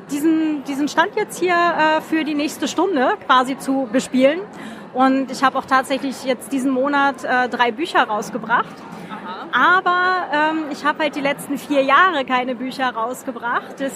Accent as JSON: {"language": "German", "region": "Lower Saxony", "country": "Germany", "lives_now": "Vienna, Austria", "said": "Ja, ich wohne seit 14 Jahren in Wien. Aber ich komme eigentlich nicht von da, also ich komme aus der Nähe von Hannover."}